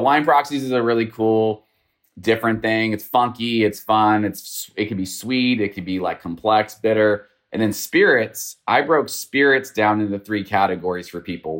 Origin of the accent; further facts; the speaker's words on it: Northern California, United States; now in Houston, United States; I'm from Northern California.